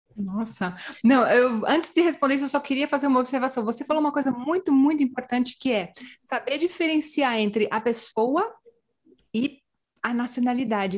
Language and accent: Portuguese; Brazil; moved away as an adult; now in Canary Islands, Spain; eu sou do Brasil